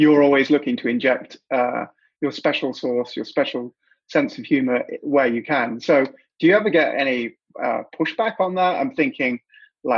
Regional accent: United Kingdom; moved away as an adult; now in Canada; as you can probably guess from my accent, I'm not originally from Canada. I'm from the UK, and I've been here 3 years.

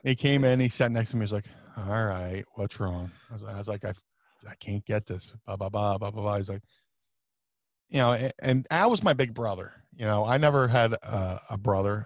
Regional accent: Atlantic City, New Jersey, United States; also born or lived in Philadelphia / Ohio; I grew up in Atlantic City, it's very diverse

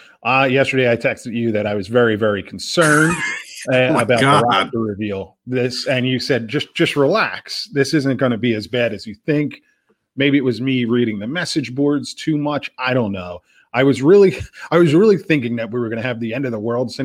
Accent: New Jersey, United States; I'm from New Jersey

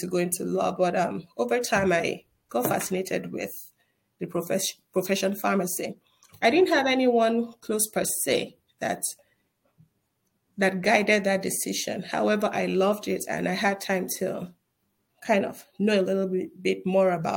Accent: Northern Nigeria, Nigeria; moved away as an adult; now in United States; I was born and raised in Nigeria.

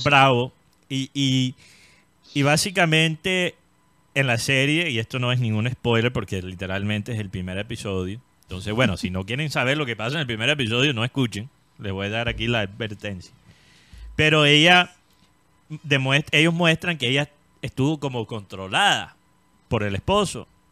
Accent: Colombia; estoy contento como colombiano

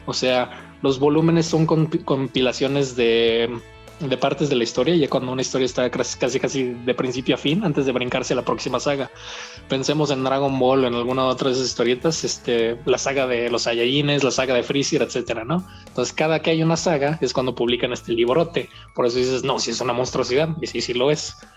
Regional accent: Mexico; soy de México

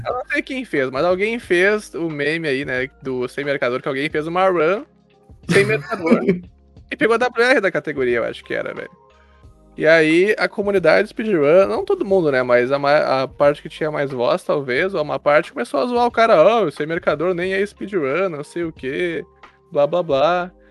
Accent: Gaúcho, Rio Grande do Sul, Brazil; eu sou gaúcho

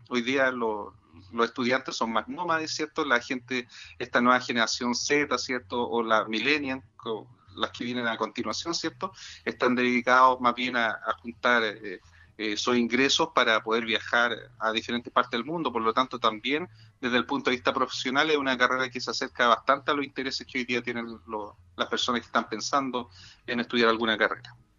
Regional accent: La Serena, Coquimbo, Chile; Yo soy de La Serena, ¿cierto? Por lo tanto, conozco muy bien mi región, conozco muy bien mi ciudad

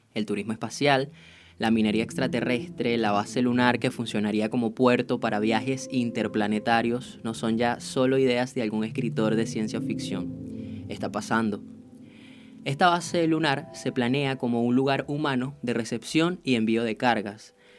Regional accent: Venezuela; yo soy venezolano

